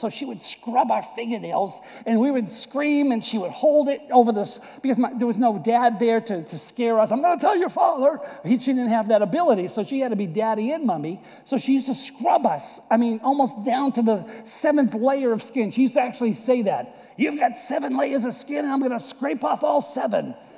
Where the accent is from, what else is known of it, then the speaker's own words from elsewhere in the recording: United States; moved away; I was born and raised in Boston and New York area. You can clearly see that this is not deep South accent.